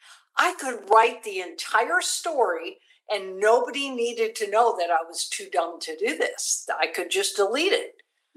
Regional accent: San Antonio, Texas, United States; And it was right here in San Antonio that year. So it was my home state, so I didn't even have to fly in.

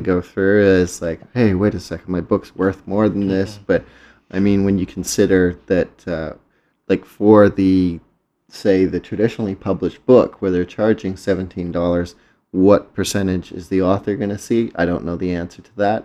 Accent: England, United Kingdom; moved away; a word that I grew up with in England

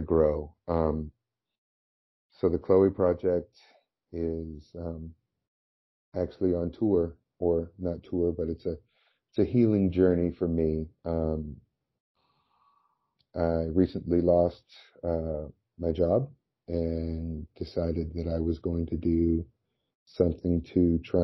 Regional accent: right outside of Orange County, California, United States; my hometown, which is right outside of Orange County, California

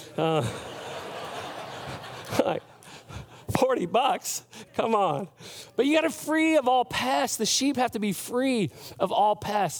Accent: United States; as an American, as a, a, a guy who's grown up in the Western, uh, hemisphere

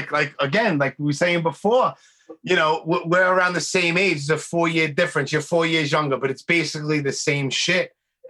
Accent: New York City, New York, United States; also born or lived in New Jersey / Miami, Florida; I was born and raised in Brooklyn, in Canarsie. I've been all over the place from Bay Ridge to Bath Beach to Bensonhurst.

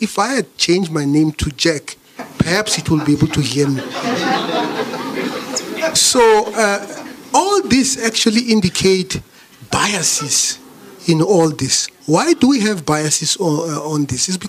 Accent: Thohoyandou, Limpopo, South Africa; I come from Toyando in the northern part of this country

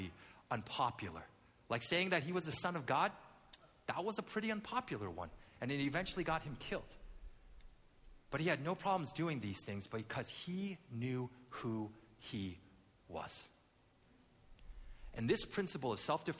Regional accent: Vancouver, British Columbia, Canada; as a kid, I grew up in Vancouver. Not Vancouver, Washington, but the real Vancouver, Vancouver, Canada

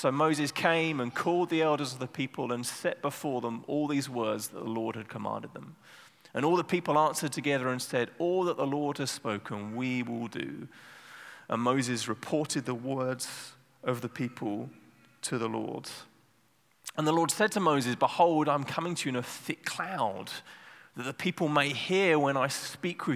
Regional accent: England, United Kingdom; now in Netherlands; I'm from England

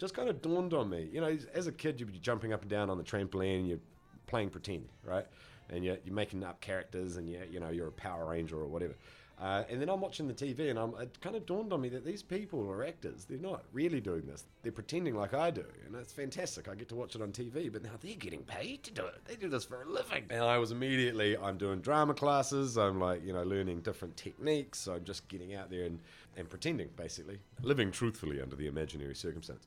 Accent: Auckland, New Zealand; I grew up here in central Auckland

